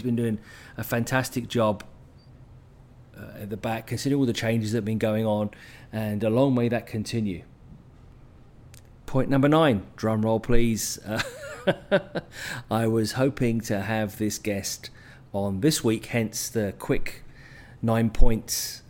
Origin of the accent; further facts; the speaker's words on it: Vancouver, British Columbia, Canada; my hometown in Vancouver